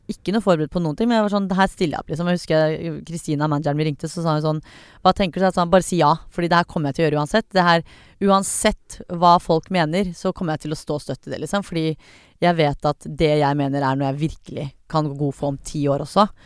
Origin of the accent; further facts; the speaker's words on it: Iran; som iraner, da, så er det veldig vanlig sånn, sånn du skal bli lege, du skal bli kirurg